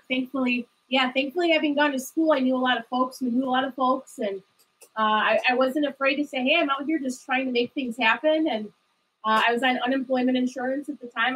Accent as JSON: {"language": "English", "town": "Detroit", "region": "Michigan", "country": "United States", "said": "I'm from the Detroit area originally, and I finished my master's at Wayne State"}